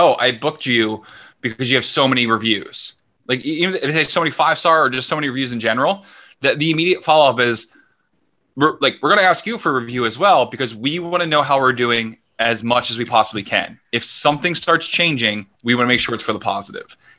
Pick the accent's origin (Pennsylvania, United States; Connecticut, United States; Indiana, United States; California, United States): Pennsylvania, United States; Philadelphia; moved away as an adult; now in Vancouver, Canada; I'm from Philadelphia.